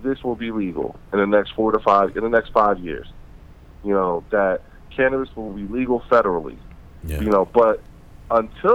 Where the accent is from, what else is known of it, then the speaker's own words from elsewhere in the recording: Trenton, New Jersey, United States; a little black boy from Trenton, New Jersey